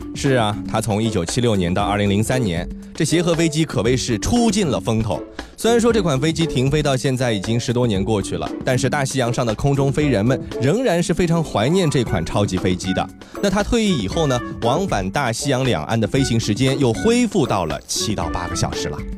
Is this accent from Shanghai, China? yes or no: yes; Shanghai, China; 咱们上海人